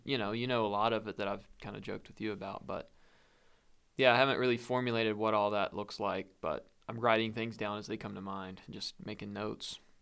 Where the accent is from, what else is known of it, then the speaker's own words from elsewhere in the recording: North Carolina, United States; I'm from North Carolina